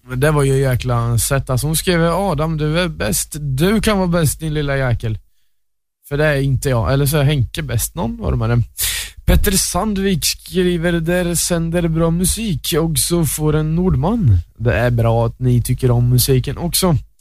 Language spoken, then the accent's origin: Swedish; Kolmården, Östergötland, Sweden; accent: Kolmården dialect; försöker att trolla bort Kolmårdstrollet lite